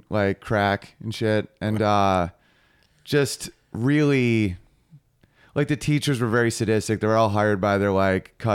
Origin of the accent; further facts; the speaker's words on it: New York, United States; I used to live in the Czech Republic, and I'm from New York State